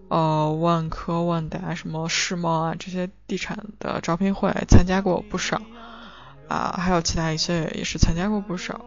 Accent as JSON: {"language": "Chinese", "country": "China", "moved": "as an adult", "lives_now": "United Kingdom", "said": "我们中国人也是蛮擅长的"}